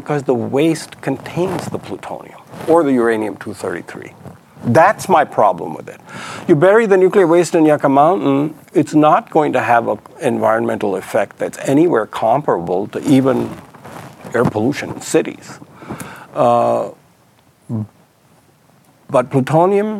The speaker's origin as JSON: {"language": "English", "town": "Mumbai", "region": "Maharashtra", "country": "India", "tie": "born or raised there", "also_born_or_lived": "Karachi, Pakistan", "moved": "yes", "said": "I was born in 1945 in Karachi and grew up in Bombay"}